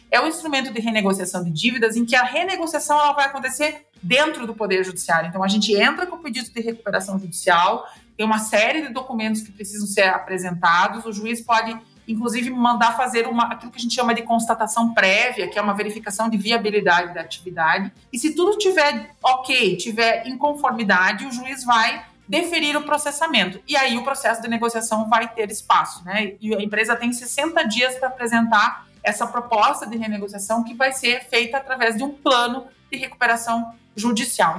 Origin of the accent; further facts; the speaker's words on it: interior of Rio Grande do Sul, Brazil; Eu sou aqui do interior do Rio Grande do Sul, as pessoas já devem ter notado isso pelo meu sotaque